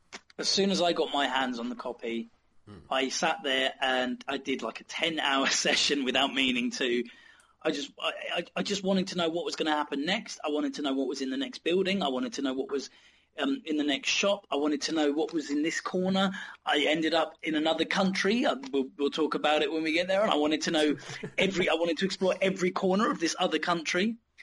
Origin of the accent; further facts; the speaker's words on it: United Kingdom; Yeah, sure, we're British, mate. We don't give a fuck.